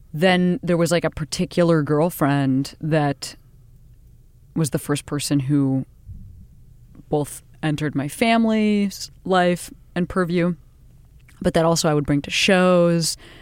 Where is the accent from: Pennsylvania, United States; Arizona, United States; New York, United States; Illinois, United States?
Illinois, United States; Western Springs; I grew up outside Chicago, fifteen miles west of the city in a little teeny town called Western Springs